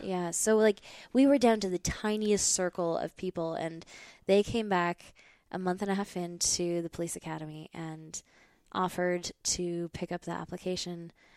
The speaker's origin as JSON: {"language": "English", "region": "Montana", "country": "United States", "tie": "born or raised there", "moved": "as an adult", "said": "I grew up in Montana"}